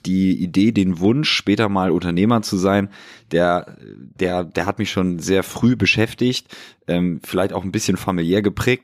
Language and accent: German; Hamburg, Germany; moved away as an adult; now in Berlin, Germany; meine Heimatstadt Hamburg